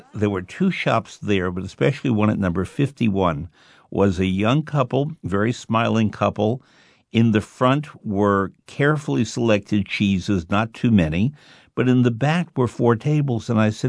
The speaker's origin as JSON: {"language": "English", "region": "New York", "country": "United States", "tie": "born or raised there", "said": "he had recently been to my hometown of New York"}